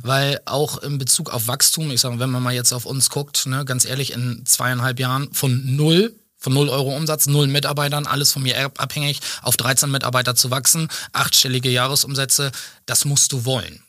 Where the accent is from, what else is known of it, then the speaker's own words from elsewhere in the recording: Schenefeld, Schleswig-Holstein, Germany; also born or lived in Waldenau; Wir sitzen in Schenefeld, wo ich auch geboren bin, wo ich lebe, wo ich mich zu Hause fühle